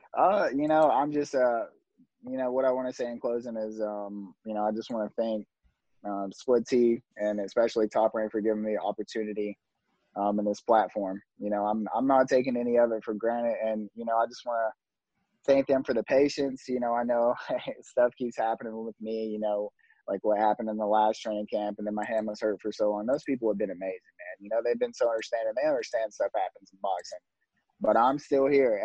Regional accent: Tennessee, United States; we're both from Tennessee

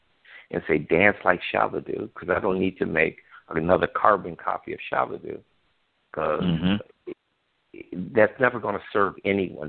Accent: Chicago, Illinois, United States; I grew up in Chicago, Illinois, during the Civil Rights Movement

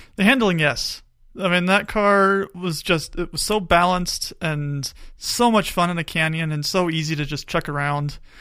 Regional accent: Tucson, Arizona, United States; I grew up in Tucson

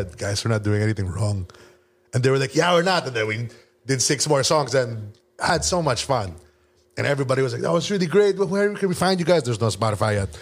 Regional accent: Philippines; moved away as an adult; now in Los Angeles, United States; a Filipino singer

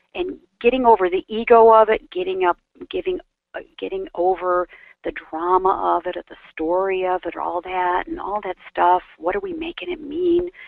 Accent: Aurora, Illinois, United States; moved away as an adult; also born or lived in Chicago, Illinois / Atlanta, Georgia / Florida; grew up in the suburbs of Chicago

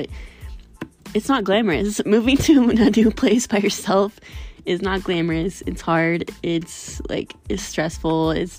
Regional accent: Missouri, United States; also born or lived in Florida; So I'm from Missouri, and I made a pit stop moving from Florida. And I moved all my household goods to Missouri, to my parents' house, before I moved out here.

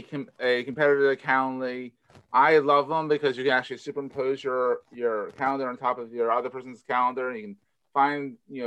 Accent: Philadelphia, Pennsylvania, United States; accent: Philadelphia; my Philadelphia accent.

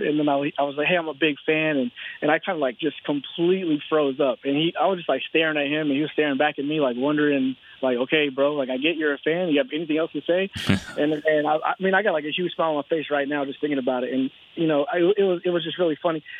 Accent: Texas, United States; I'm from Texas

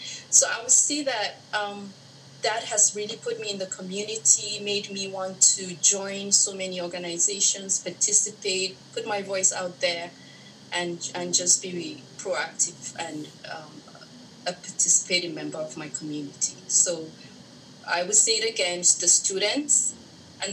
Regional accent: Nigeria; moved away as an adult; now in Los Angeles, United States; I'm originally from Nigeria.

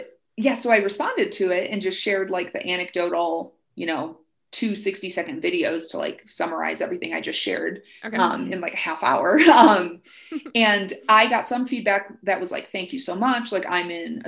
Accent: Lake Michigan, Midwest, United States; moved away; I grew up right on Lake Michigan

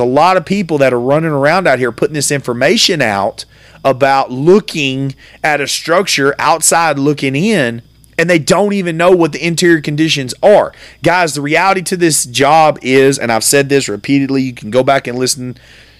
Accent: United States; me as an American

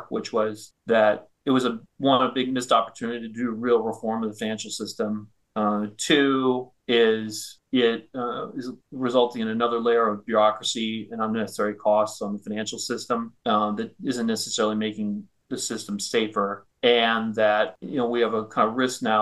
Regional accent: northern Minnesota, United States; moved away; I grew up in Minnesota, kind of northern Minnesota.

